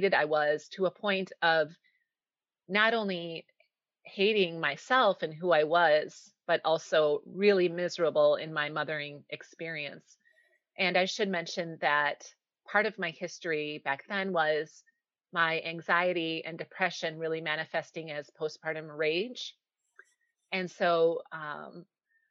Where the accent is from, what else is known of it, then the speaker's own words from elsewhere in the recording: Wisconsin, United States; now in Minnesota, United States; I'm from Minnesota, or I should say I'm living here now, but I am from Wisconsin. So I'm a Midwest girl through and through